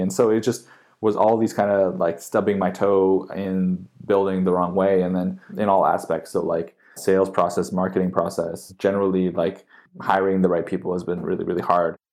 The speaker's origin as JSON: {"language": "English", "town": "Vancouver", "region": "British Columbia", "country": "Canada", "tie": "born or raised there", "moved": "as an adult", "said": "I grew up in Vancouver"}